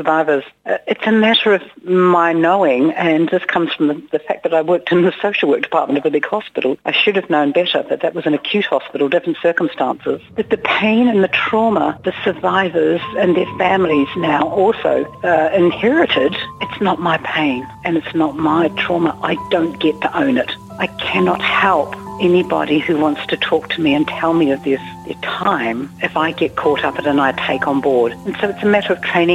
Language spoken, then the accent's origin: English; New Zealand; I'm a New Zealander.